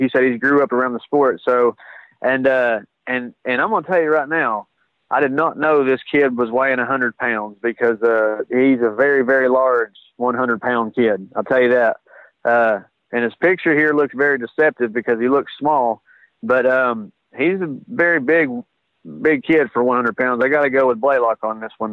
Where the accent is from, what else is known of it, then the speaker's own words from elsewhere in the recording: Chattanooga, Tennessee, United States; I'm from from the Chattanooga area